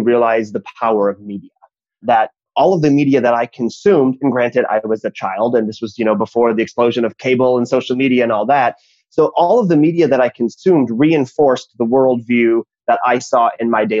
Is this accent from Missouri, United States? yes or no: no; Minnesota, United States; I grew up in Minnesota in the 80s and the 90s